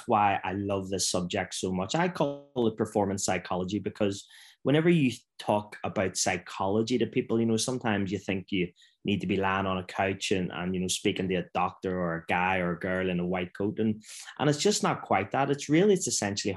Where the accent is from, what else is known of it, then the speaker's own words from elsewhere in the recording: Belfast, Northern Ireland, United Kingdom; I grew up in Belfast in Northern Ireland in the 70s and 80s and 90s